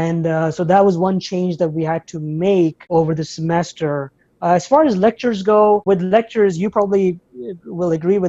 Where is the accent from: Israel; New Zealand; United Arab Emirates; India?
United Arab Emirates; Abu Dhabi; moved away as an adult; now in United States; I was born in Abu Dhabi, United Arab Emirates, and I was raised there as well, up until the age of 18, 19.